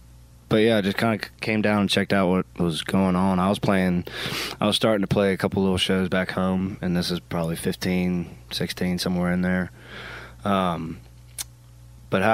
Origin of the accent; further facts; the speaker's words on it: Maryland, United States; So I'm from Maryland.